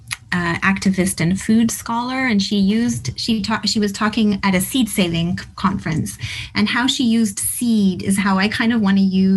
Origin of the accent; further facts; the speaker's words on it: Sherwood Park, Alberta, Canada; moved away; I grew up partly in Sherwood Park outside of Edmonton